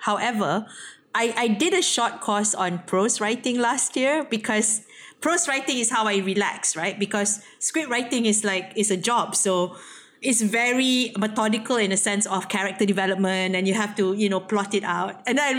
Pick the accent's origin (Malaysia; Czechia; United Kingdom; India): Malaysia; as a Malaysian writer, it's very hard not to be influenced by Western, especially if you're English-speaking, English writer, right?